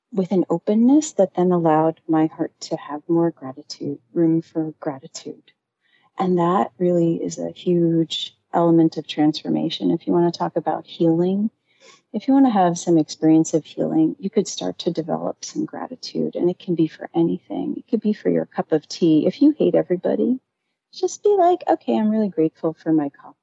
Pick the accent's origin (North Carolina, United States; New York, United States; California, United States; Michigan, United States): New York, United States; New York City; moved away as an adult; now in Jersey City, United States; I'm from Manhattan